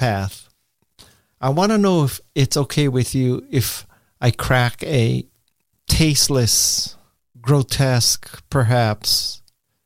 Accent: Hawaii, United States; accent: Hawaiian Pidgin; moved away as an adult; I am from Hawaii. I was born and raised there. I left when I was about 18. And so I have the remnants of a pidgin accent

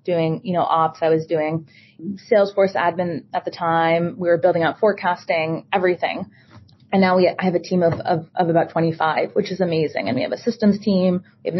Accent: Boston, Massachusetts, United States; born and raised in Boston, Massachusetts.

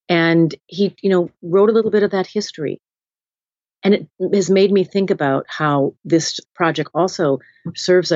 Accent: Minnesota, United States; I was raised in Minnesota, spent much of my summers in Birmingham, Alabama, where my father was from

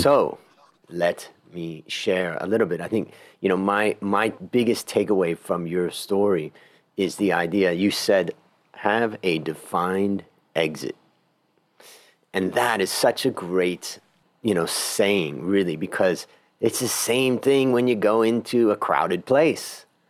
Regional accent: Ohio, United States; moved away; I came from Ohio originally, and agriculture was all around me

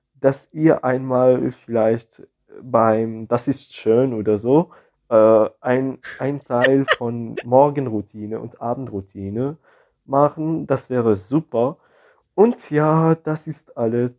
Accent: Morocco; ich komme aus Marokko

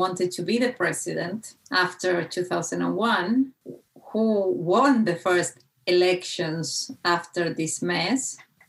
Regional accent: Argentina; moved away; That's why I left Argentina, actually.

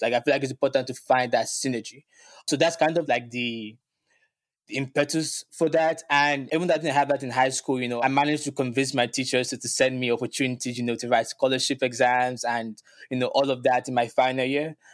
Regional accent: Lagos, Nigeria; moved away as an adult; now in New York City, United States; growing up in Lagos, Nigeria

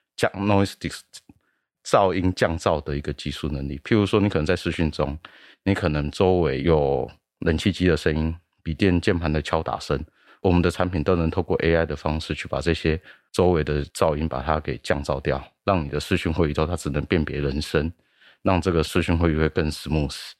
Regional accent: Taiwan; 我们台湾人

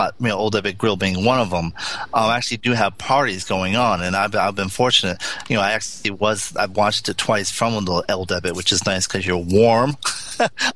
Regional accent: California, United States; that's just not me as a Californian

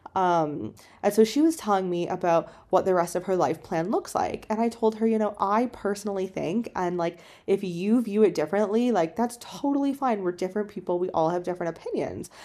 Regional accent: Canada; moved away as an adult; also born or lived in China; I'm in Canada, it's my home country

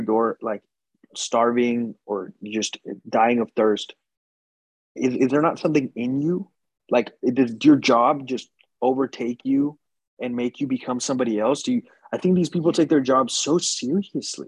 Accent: United States; I'm American

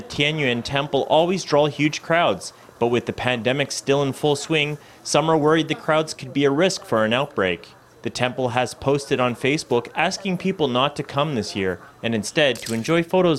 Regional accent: Sicily, Italy; born or raised there; moved away as an adult; now in Pingtung, Taiwan

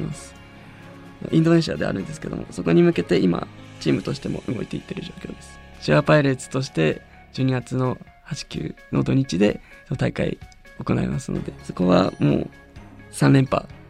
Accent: Hirosaki, Aomori, Japan; moved away as an adult; 地元が青森で祖父がりんご畑をやっていた

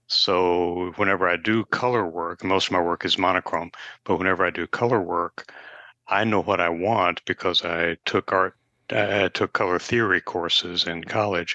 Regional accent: Nashville, Tennessee, United States; I, I grew up in Nashville

